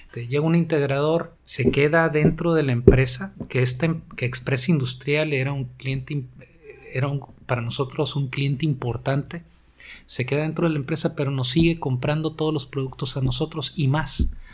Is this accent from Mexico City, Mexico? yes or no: no; Tijuana, Baja California, Mexico; Yo soy de Tijuana. Tengo toda mi vida aquí